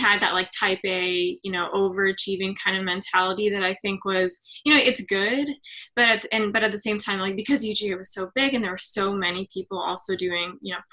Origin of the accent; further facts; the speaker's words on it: Atlanta, Georgia, United States; moved away as an adult; now in Philadelphia, United States; I'm from Georgia, Atlanta, Georgia, like a suburb